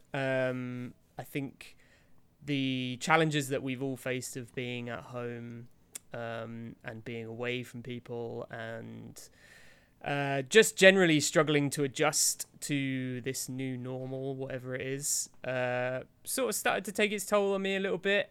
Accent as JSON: {"language": "English", "country": "United Kingdom", "said": "I'm about as British as they come"}